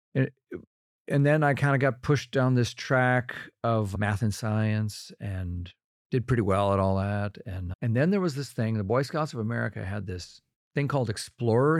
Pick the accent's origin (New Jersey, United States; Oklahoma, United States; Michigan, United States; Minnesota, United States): Minnesota, United States; Rochester; born or raised there